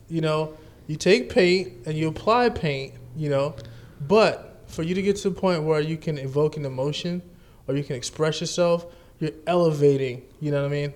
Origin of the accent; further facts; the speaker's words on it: New Orleans, Louisiana, United States; I grew up in New Orleans too